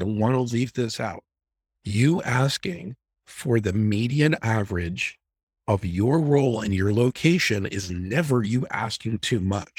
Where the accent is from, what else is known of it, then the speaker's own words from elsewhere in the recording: New Jersey, United States; I apologize. I'm from Jersey. I have a bad mouth.